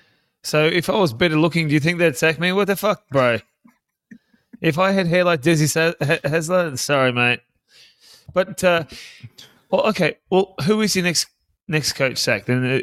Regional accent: South Africa; Oh, yes. No. I'm from South Africa.

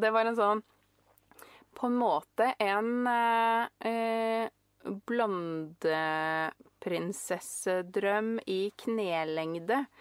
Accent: Norway; jeg er norsk

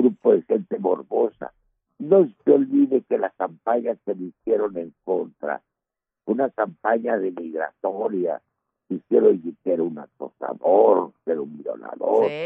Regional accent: Mexico; Yo soy el mexicano

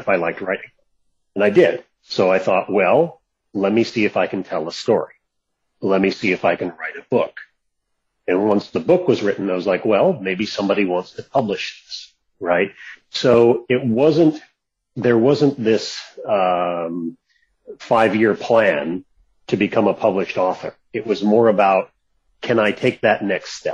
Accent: Seattle, Washington, United States; moved away; also born or lived in California; moved back to Seattle

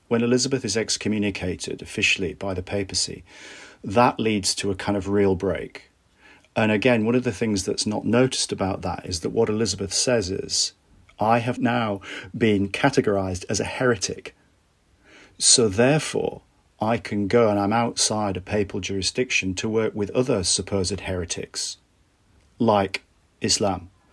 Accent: Bradford, Yorkshire and the Humber, United Kingdom; I grew up in Bradford in the nineteen eighties

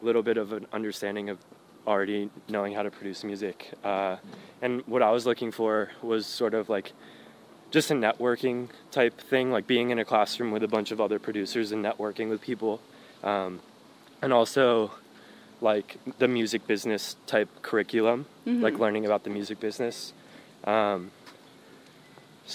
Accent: Palm Beach, Florida, United States; now in Miami, United States; I grew up in Palm Beach, which is an hour and a half away

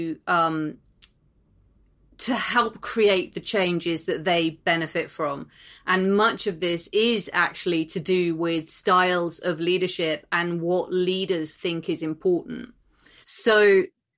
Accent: United Kingdom; as a woman and as a British woman

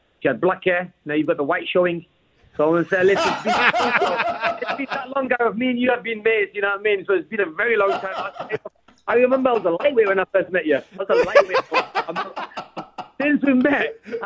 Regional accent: United Kingdom; We're both British fighters.

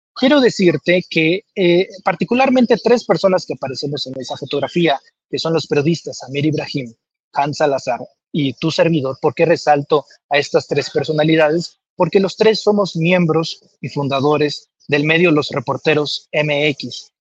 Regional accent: Comalcalco, Tabasco, Mexico; yo soy de Comalcalco, Tabasco, eh, en el sureste

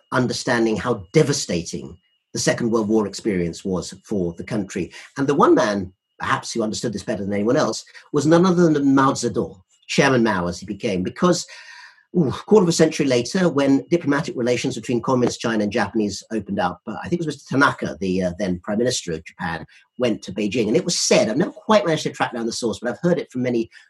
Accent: United Kingdom; we're both British

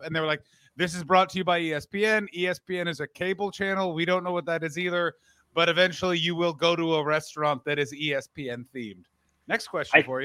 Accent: Ottawa, Ontario, Canada; moved away as an adult; now in United States; So I grew up in Ottawa. Oh my God. Grew up in Ottawa

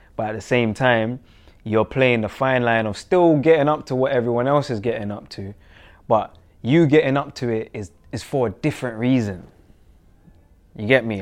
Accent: Jamaica; now in England; where I'm from and what comes with that, in terms of Jamaica

